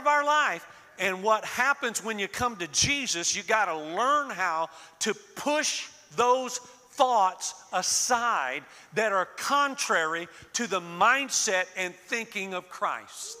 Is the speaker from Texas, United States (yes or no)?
no; Florida, United States; moved away; I was born and raised in Florida. So I was born and raised on the Gulf side